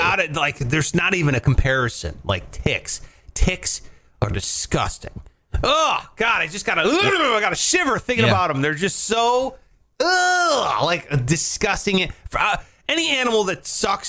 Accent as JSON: {"language": "English", "region": "Ohio", "country": "United States", "tie": "born or raised there", "said": "I grew up in Ohio"}